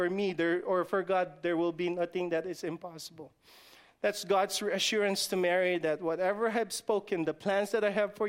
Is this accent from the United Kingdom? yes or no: no; Guam; I'm just from the islands? I'm just from Guam. I'm just from the village of Guam. I don't want to say any village. I'm just from the village of Guam.